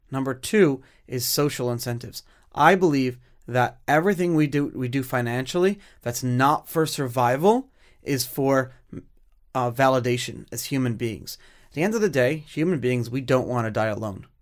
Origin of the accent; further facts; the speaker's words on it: United States; as an American